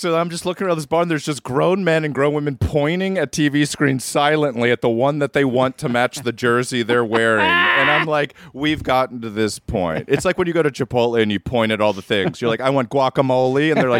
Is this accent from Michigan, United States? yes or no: no; Tucumcari, New Mexico, United States; My friend managed a Pizza Hut in my hometown, shout out to Kumkari, for a few years